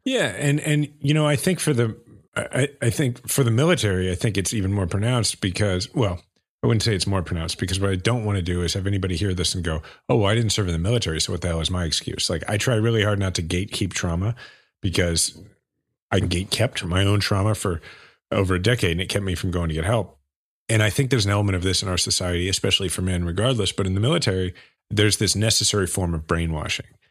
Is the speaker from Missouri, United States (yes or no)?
yes; Kansas City, Missouri, United States; my hometown, Kansas City.